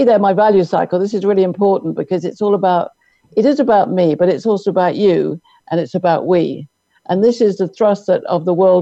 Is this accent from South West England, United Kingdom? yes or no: no; London, United Kingdom; moved away as an adult; now in Irvine, United States; I'm from London, but I'm married to my American soulmate, Jim, Jim Omtz